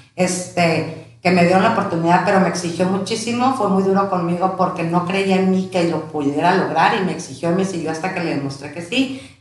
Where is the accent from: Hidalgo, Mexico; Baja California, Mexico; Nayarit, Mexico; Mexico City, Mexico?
Baja California, Mexico; Tijuana; also born or lived in León, Guanajuato / Ensenada; somos originarios de León, Guanajuato Llegamos a mi edad de cuatro años este, a Tijuana.